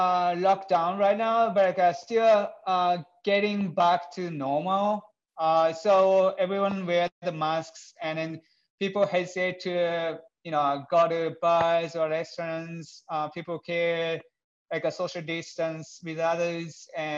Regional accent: Japan; English is a second language

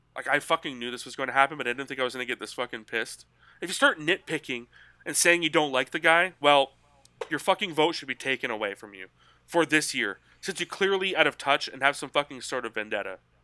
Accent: Canada; I'm Canadian

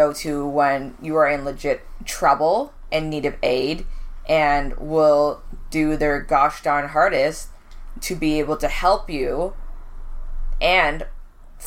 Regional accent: Canada; also born or lived in Caribbean; we are Canadian

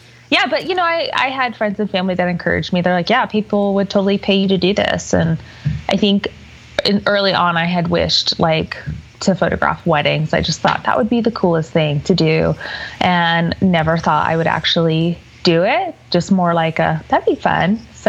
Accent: Colorado Springs, Colorado, United States; also born or lived in California / Hawaii; No, I'm originally from California, but I mostly grew up in Colorado Springs.

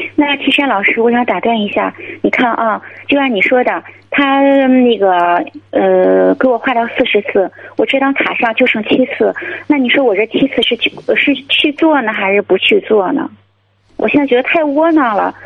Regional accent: Jinan, Shandong, China; 我是那个咱济南的

